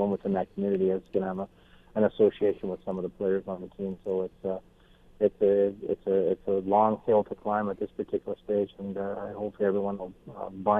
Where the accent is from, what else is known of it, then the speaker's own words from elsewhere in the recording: Canada; as a Canadian